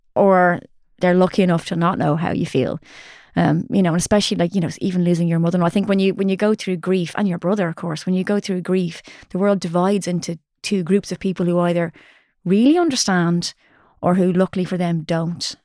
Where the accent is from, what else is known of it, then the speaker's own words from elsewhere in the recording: Ireland; as Irish people